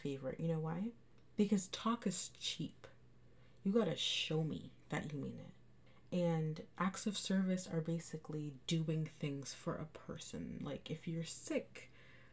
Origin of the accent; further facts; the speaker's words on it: Canada; I'm from Canada, and right now we're in a lockdown